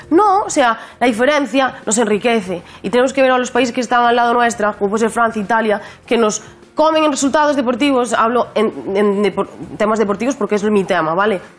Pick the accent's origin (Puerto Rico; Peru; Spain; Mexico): Spain; la gente me siente española, porque yo soy, que soy española